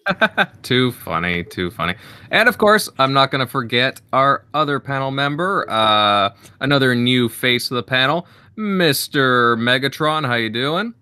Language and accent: English; Southern Ontario, Canada; I'm from Ontario, so, uh, like, Southern Ontario